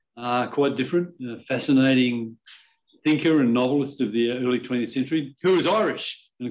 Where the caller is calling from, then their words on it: Palm Cove, Queensland, Australia; I'm in Palm Cove in North Queensland.